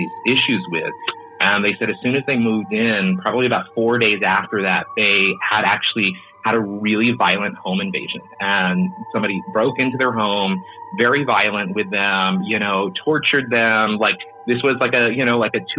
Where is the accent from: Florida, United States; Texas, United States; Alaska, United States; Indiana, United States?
Texas, United States; also born or lived in San Antonio, Texas; living in San Antonio for a long time and growing up in Texas